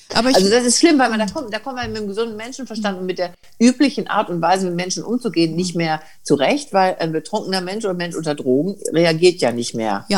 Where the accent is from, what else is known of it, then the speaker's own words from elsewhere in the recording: Bergisches Land, North Rhine-Westphalia, Germany; dass ich aus Nordrhein-Westfalen komme, also Bergisches Land